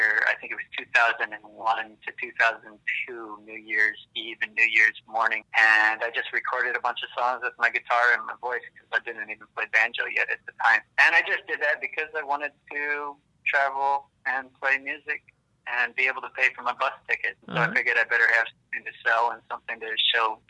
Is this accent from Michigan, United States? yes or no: yes; Michigan, United States; moved away; also born or lived in Illinois; I grew up in Michigan, near Lake Michigan